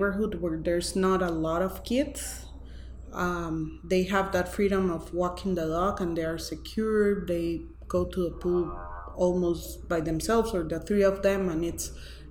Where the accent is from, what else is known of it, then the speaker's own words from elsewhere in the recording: Costa Rica; I'm from Costa Rica